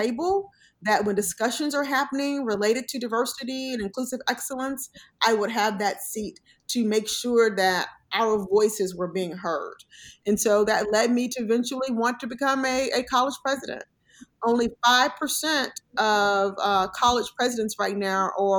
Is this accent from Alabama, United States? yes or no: yes; Mobile, Alabama, United States; also born or lived in San Antonio, Texas; now in Bloomfield, United States; born and raised in Mobile, Alabama, for the most part, by my grandmother